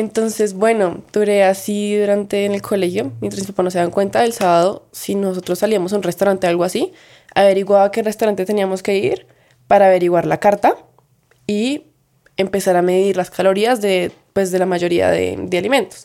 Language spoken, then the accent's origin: Spanish; Bogotá, Bogotá Capital District, Colombia; pues Bogotá